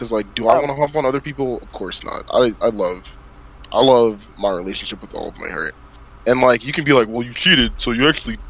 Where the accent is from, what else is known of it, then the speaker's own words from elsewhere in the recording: the South, United States; we're from the South.